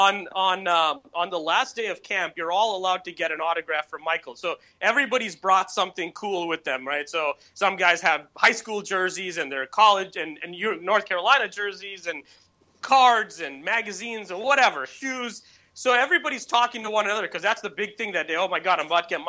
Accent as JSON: {"language": "English", "town": "Bangalore", "region": "Karnataka", "country": "India", "tie": "born or raised there", "moved": "yes", "said": "I'm just a kid from Bangalore"}